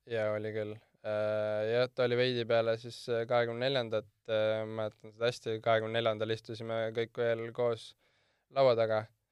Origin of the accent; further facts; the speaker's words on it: Porkuni, Lääne-Viru County, Estonia; kui küsitakse, kust ma pärit olen, siis ma alati ütlen Porkuni